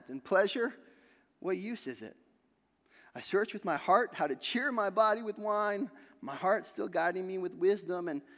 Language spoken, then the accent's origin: English; Sandusky, Ohio, United States; I grew up in Sandusky, Ohio